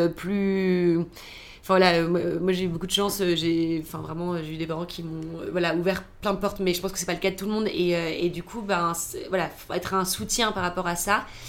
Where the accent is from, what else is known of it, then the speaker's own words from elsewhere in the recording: Toulouse, Occitania, France; moved away as an adult; also born or lived in United States; now in Paris, France; je viens de Toulouse, et quand je suis arrivée à Paris